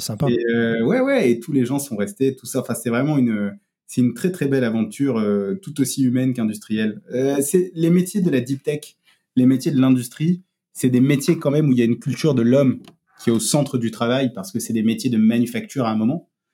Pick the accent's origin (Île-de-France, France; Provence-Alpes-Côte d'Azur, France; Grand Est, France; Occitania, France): Provence-Alpes-Côte d'Azur, France; Marseille; moved away as an adult; also born or lived in Paris; j'ai passé, euh, j'ai passé mes, 19 premières années à Marseille